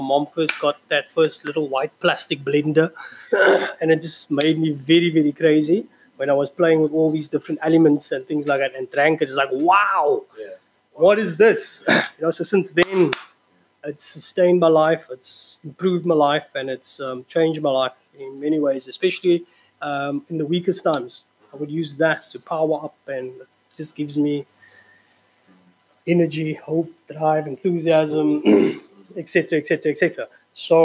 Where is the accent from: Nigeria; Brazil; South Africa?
South Africa; Cape Town, Western Cape; I'm from Cape Town, originally from Hanover Park, local, you know, that type of thing, local boyki.